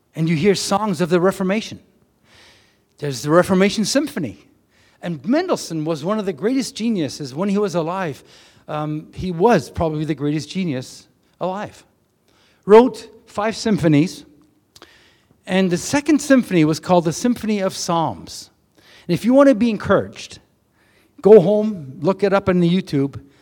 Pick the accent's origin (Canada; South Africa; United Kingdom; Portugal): Canada; we come from Canada